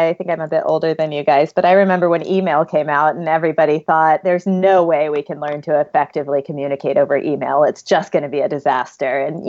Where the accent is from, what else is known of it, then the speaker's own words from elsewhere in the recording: South Carolina, United States; now in Silicon Valley, United States; I grew up in South Carolina